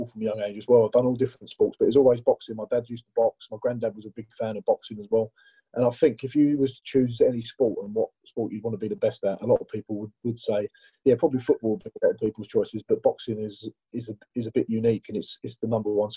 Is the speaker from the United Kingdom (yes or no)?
yes; Romford, London, United Kingdom; I've always lived around Romford